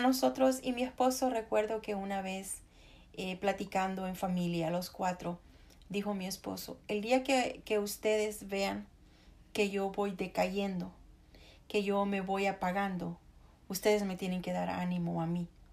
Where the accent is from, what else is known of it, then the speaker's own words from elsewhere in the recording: El Salvador; moved away as an adult; now in United States; yo soy salvadoreña de nacimiento y americana de, de corazón